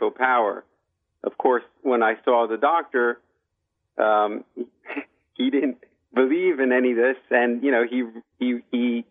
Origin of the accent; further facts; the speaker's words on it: United States; I grew up here in America